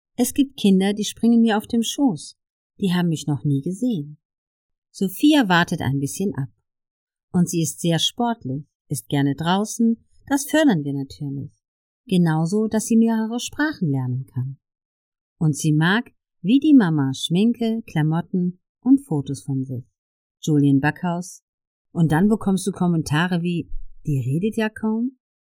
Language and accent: German; Ludwigshafen, Rhineland-Palatinate, Germany; Ich komme ja aus Oggersheim und wir waren früher immer in der Gastronomie.